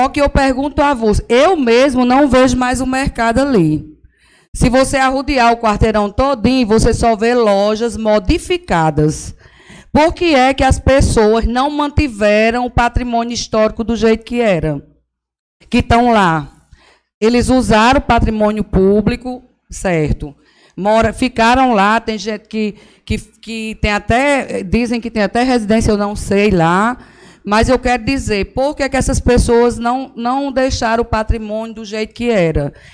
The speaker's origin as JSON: {"language": "Portuguese", "town": "São Bento", "region": "Paraíba", "country": "Brazil", "tie": "born there", "said": "eu nasci em São Bento, e conheça aquele mercado do jeito que ele era original"}